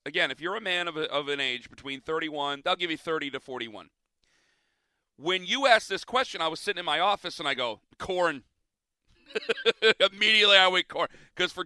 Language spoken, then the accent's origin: English; Ohio, United States; I grew up in Ohio